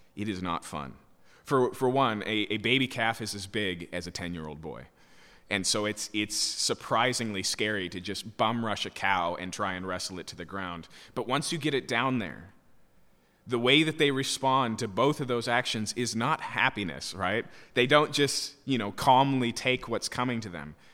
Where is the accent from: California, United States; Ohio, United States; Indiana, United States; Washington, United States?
Washington, United States; Yakima; When I was a kid, I grew up in Yakima, so farms are, are prevalent there